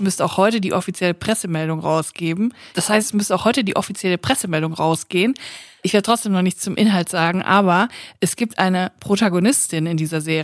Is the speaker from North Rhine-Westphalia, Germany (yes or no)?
yes; Cologne, North Rhine-Westphalia, Germany; Ich bin aber für alle die Kölnerin, weil ich komme ja von hier